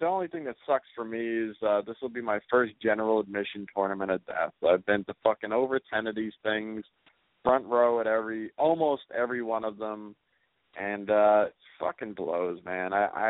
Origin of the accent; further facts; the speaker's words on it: Detroit, Michigan, United States; God, I was raised in Detroit, and, you know, I have a lot of things to talk to that guy about.